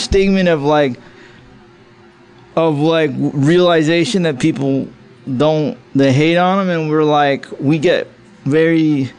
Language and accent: English; Woodstock, New York, United States; moved away; I'm originally from Woodstock, New York.